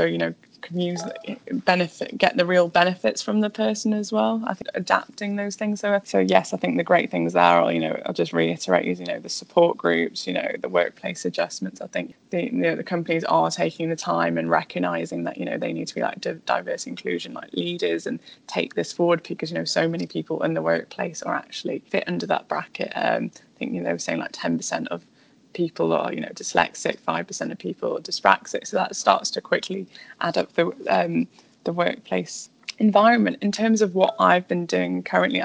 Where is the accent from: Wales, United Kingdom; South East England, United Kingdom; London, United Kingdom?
Wales, United Kingdom; North; also born or lived in Spain; I'm from a very small town in North Wales